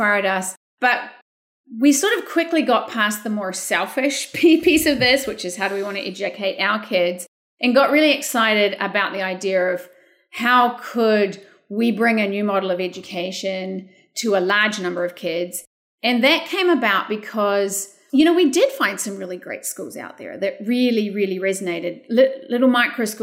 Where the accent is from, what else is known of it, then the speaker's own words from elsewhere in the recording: New Zealand; moved away as an adult; now in California, United States; I grew up in a small rural community in New Zealand